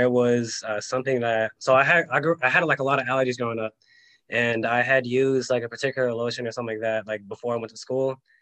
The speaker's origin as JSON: {"language": "English", "region": "California", "country": "United States", "tie": "born or raised there", "said": "I grew up in California, grew up like the normal life"}